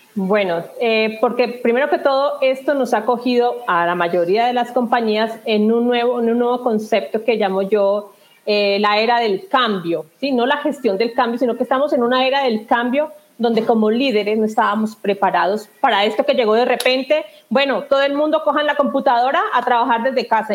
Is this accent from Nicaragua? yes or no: no; southern Colombia, Colombia; also born or lived in Spain / England; now in Bogotá, Colombia; Yo soy del sur de Colombia y, bueno, por motivos de trabajo estoy acá en Bogotá, en la capital